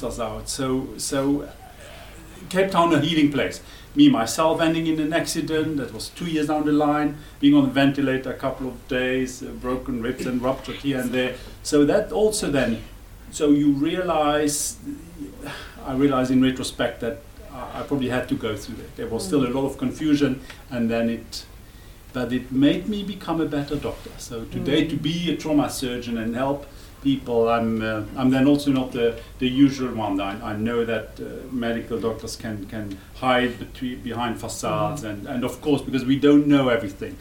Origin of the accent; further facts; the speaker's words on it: Luxembourg; English is a second language; moved away as an adult; now in South Africa; I'm not German, because Luxembourg is independent and we speak a dialect that split 1,000 years ago